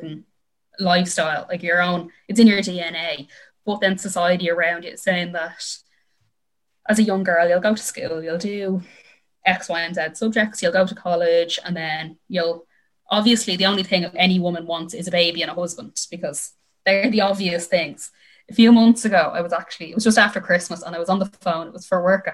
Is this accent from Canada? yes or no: no; Dublin, Leinster, Ireland; I'm from Dublin